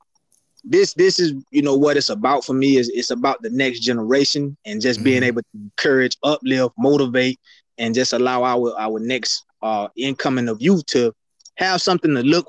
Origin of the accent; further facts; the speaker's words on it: Kissimmee, Florida, United States; I grew up in McLaren Circle in Kissimmee